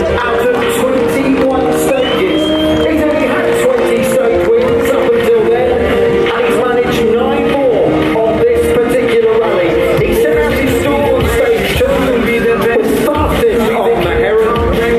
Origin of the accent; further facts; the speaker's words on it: Wales, United Kingdom; as a Welshman